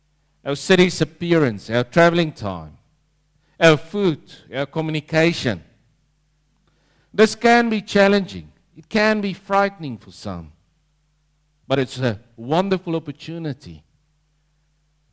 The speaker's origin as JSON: {"language": "English", "country": "South Africa", "moved": "as an adult", "lives_now": "Langwarrin, Australia", "said": "That's my kind of people, being South African"}